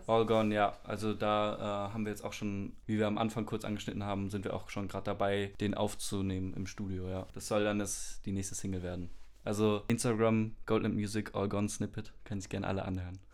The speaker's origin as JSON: {"language": "German", "town": "Frankfurt", "region": "Hesse", "country": "Germany", "tie": "born or raised there", "said": "bin schon mein ganzes Leben lang lebe ich in Frankfurt"}